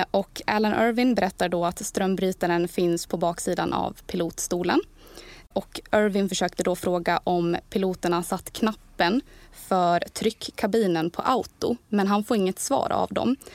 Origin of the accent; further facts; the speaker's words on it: Borlänge, Dalarna County, Sweden; moved away as an adult; also born or lived in Kalmar; kommer ju från Borlänge